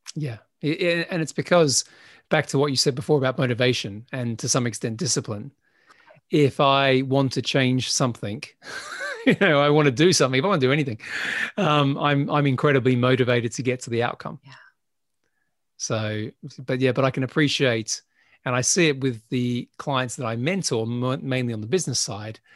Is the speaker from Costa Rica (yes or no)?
no; Adelaide, South Australia, Australia; moved away as an adult; when I left my hometown in Adelaide, South Australia